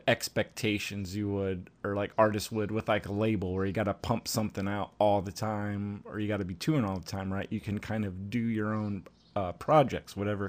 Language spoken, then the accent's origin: English; Central Illinois, United States; Central Illinois, where I'm also from.